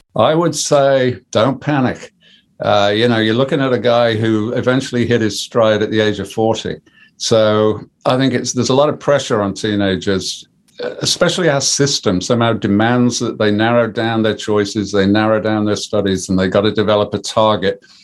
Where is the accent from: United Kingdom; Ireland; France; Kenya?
United Kingdom; Birmingham, West Midlands; moved away; also born or lived in Coventry / Sheffield; I'm a Brummie.